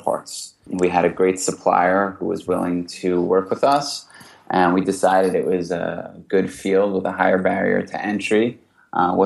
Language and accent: English; New York, United States; also born or lived in New Orleans, Louisiana; I grew up in New York. I went to school in the South in New Orleans. Came back to New York to work.